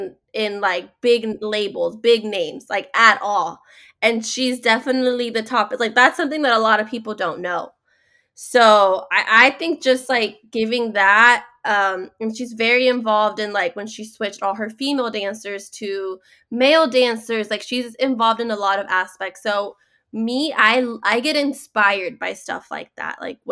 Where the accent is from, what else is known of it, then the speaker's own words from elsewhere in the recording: Mexico; I'm from Mexico, and in Mexico we do cumbia